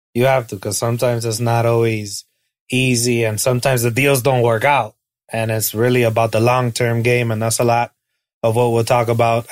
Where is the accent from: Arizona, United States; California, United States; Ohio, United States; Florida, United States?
Florida, United States; Hialeah; I'm from Miami. I'm a Chico from Hialeah